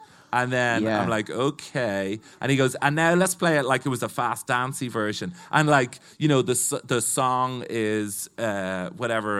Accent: Dublin, Leinster, Ireland; growing up in Dublin as well, I'd always gone to a lot of rock gigs

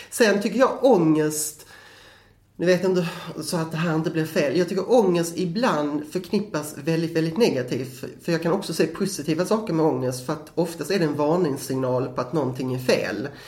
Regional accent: Skåne, Sweden; men jag är skåning, det hörs

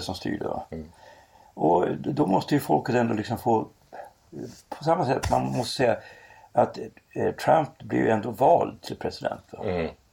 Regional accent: Norrland, Sweden; i Norrland där jag växte upp

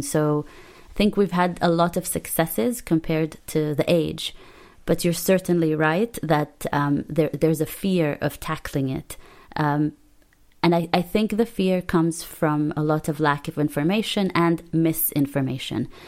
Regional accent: Palestine; English is a second language; moved away

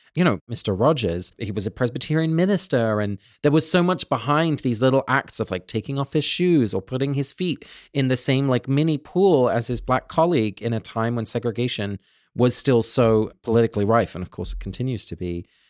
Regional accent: England, United Kingdom; moved away; growing up in England, you know, I was English a lot of the time, but I was also Dutch. My parents are both from Holland, and we spoke Dutch at home

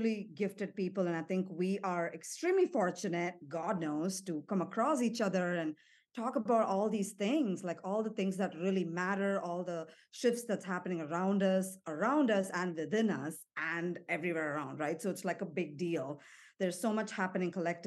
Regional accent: Chennai, Tamil Nadu, India; moved away as an adult; also born or lived in Singapore / United States / Mexico; now in Nashville, United States; I'm born and raised in India, from Chennai, from the South, for 18 years of my life

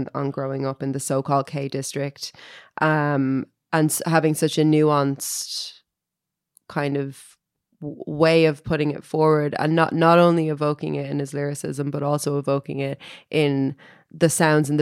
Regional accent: Dublin, Leinster, Ireland; when I was growing up in Finglas

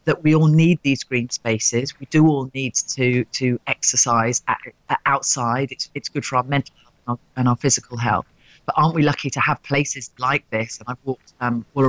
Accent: Rutland, East Midlands, United Kingdom; also born or lived in West London; now in London, United Kingdom; I grew up in Rutland

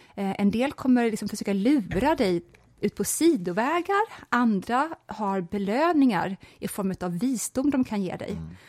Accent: Småland, Sweden; när jag växte upp i Småland

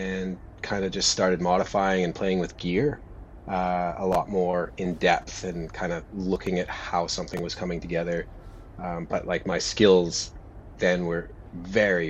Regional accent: Cariboo Chilcotin, British Columbia, Canada; now in Melbourne, Australia; I was born in Canada, in British Columbia, about halfway up the province in the Cariboo Chilcotin

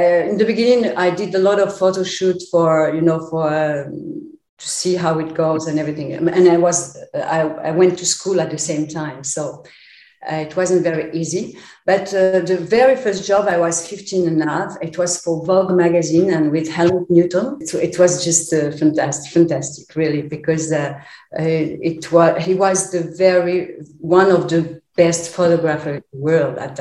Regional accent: Paris, Île-de-France, France; also born or lived in Poland; with my parents, we moved to Paris when I was 6 years old

